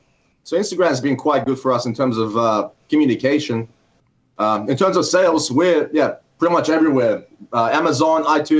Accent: Gold Coast, Queensland, Australia; Yeah, we've got like beautiful beaches here, you know, sunny weather most of the time.

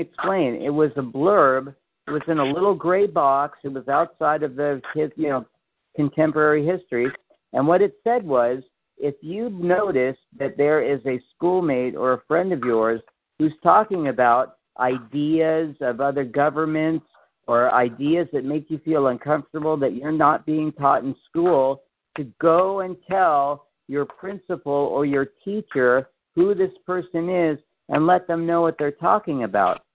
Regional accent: Memphis, Tennessee, United States; I grew up on Graceland when I was a little kid

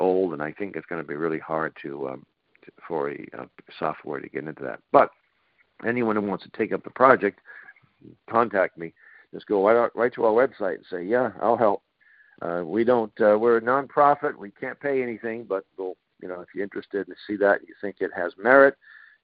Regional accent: Boston, Massachusetts, United States; growing up in Boston during the height of forced busing

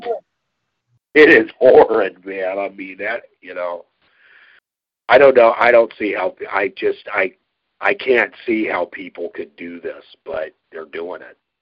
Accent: Yoncalla, Oregon, United States; also born or lived in McMinnville, Oregon; when I was growing up in Yoncalla, which is that was the town where I grew up here here in Oregon.

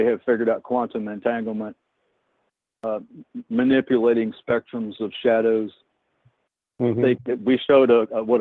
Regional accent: Indiana, United States; I'm from Indiana. I was in Indiana.

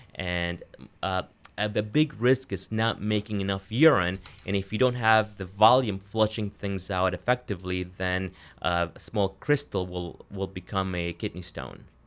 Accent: Florida, United States; moved away as an adult; also born or lived in Wisconsin / Providence, Rhode Island; now in Maine, United States; I'm originally from Florida

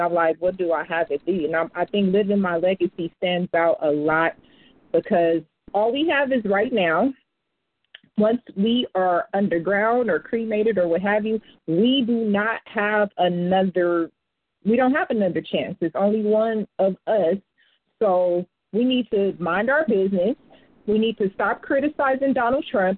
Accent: United States; I'm American too

